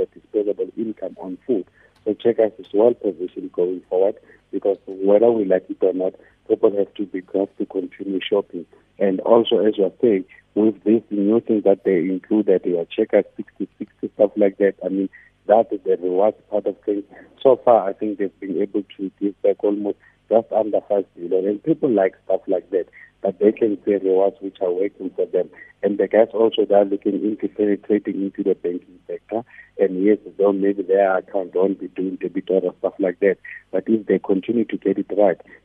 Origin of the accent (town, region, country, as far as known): South Africa